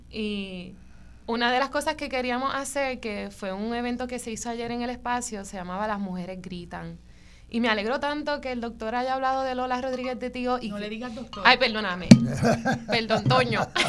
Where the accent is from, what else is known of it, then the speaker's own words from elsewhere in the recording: Mayagüez, Puerto Rico; yo soy de Mayagüez